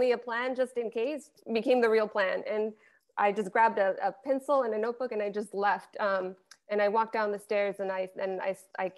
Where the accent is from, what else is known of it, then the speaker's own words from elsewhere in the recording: El Paso, Texas, United States; moved away; that's my hometown. I went to high school 5 minutes from there.